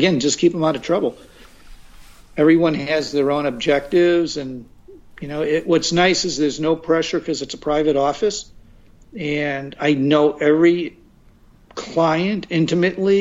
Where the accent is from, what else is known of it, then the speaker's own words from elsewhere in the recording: Revere, Massachusetts, United States; moved away as an adult; also born or lived in Chicago, Illinois; now in Los Angeles, United States; I grew up in Boston and grew up in a city called Revere, which is North Side, primarily Italians